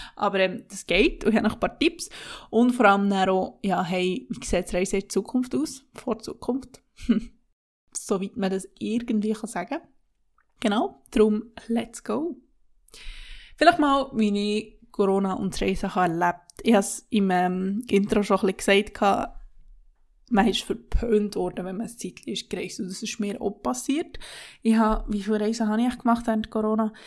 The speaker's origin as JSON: {"language": "German", "country": "Switzerland", "also_born_or_lived": "Interlaken", "said": "bei uns in der Schweiz"}